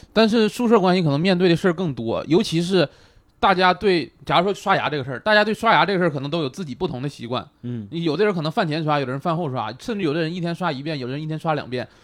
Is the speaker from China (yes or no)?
yes; Northeast China, China; moved away as an adult; now in Guangdong, China; 因为毕竟是从东北到这个广东，离家比较远